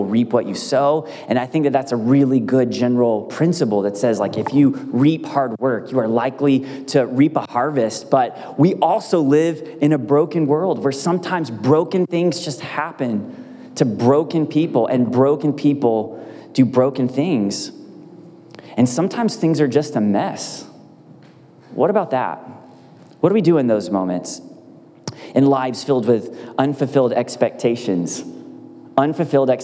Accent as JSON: {"language": "English", "country": "United States", "said": "I'm from America"}